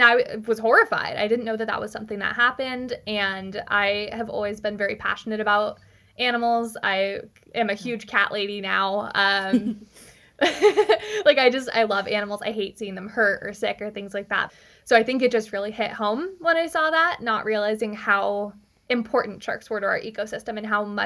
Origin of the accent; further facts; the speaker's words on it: California, United States; I'm from California. I've been on the West Coast my whole life